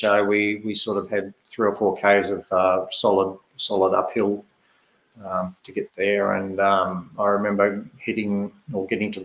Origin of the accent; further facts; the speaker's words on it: Australia; moved away as an adult; also born or lived in Italy; I was pretty lonely as an Australian